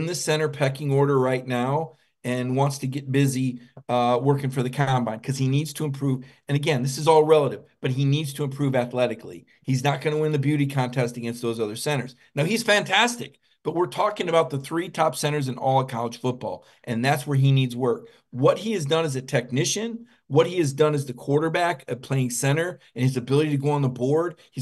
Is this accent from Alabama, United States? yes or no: yes; Mobile, Alabama, United States; I was born in Mobile, Alabama